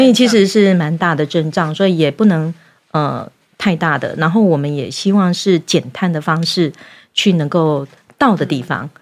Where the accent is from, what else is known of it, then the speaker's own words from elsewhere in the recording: Yunlin County, Taiwan; 我自己本身是云林农家子弟长大的